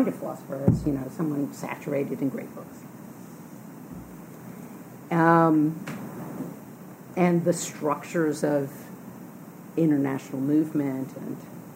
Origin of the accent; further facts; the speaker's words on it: Louisiana, United States; moved away; I grew up in Louisiana woods